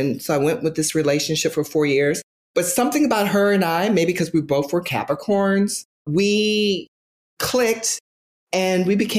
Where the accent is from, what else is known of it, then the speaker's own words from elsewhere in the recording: Fredericksburg, Virginia, United States; Well, I'm originally from Virginia, born and raised in small town USA, Fredericksburg, Virginia, the historic home of George Washington and the only place in America that has Civil War and Revolutionary battlefields together.